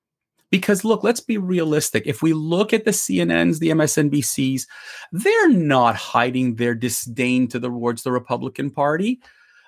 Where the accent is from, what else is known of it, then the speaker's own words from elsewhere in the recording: Canada; I'm a Canadian